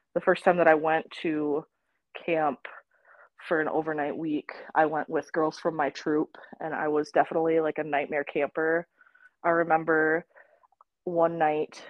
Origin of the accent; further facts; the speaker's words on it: Rochester, Minnesota, United States; moved away as an adult; also born or lived in Iowa; I grew up in Rochester, Minnesota, and I did day camps there